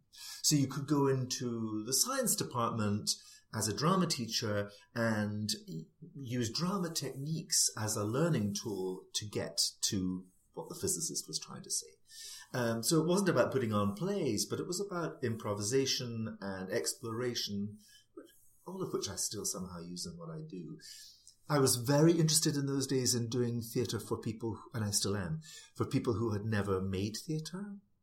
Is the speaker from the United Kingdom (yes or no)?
yes; Scotland, United Kingdom; now in United States; it felt as much of an emigration as coming to live in America, because although I'm British, if you are Scottish, you have it's a different viewpoint, right?